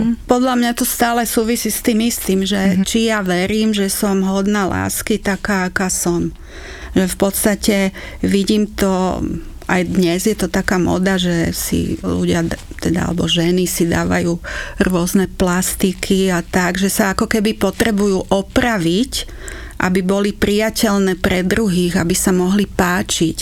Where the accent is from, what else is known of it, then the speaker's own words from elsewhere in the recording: Slovakia; na Slovensku, že hodne sme boli vychovávaní takým direktívnym spôsobom